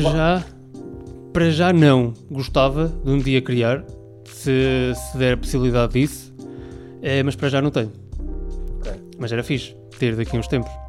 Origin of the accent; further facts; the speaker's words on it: Aveiro, Centro, Portugal; de Aveiro, que eu sou de Aveiro